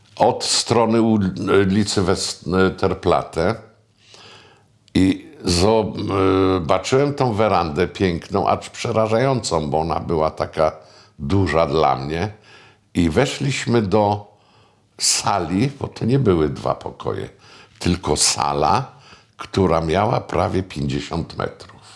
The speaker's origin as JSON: {"language": "Polish", "area": "Starzyński Dwór near Puck", "region": "Pomeranian Voivodeship", "country": "Poland", "tie": "born or raised there", "also_born_or_lived": "Sopot", "said": "tak to wychowywała mnie babcia z dziadkiem w Starzyżynie, tam gdzie urodziłem się pod Puckiem"}